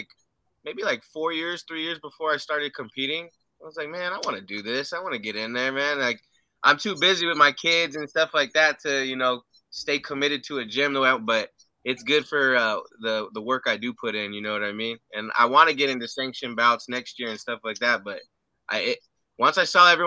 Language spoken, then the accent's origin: English; United States; also born or lived in San Antonio, Texas; I'm from the Valley, and out here it gets to 104, 105, man, and some days it'll get to 114 on the hottest day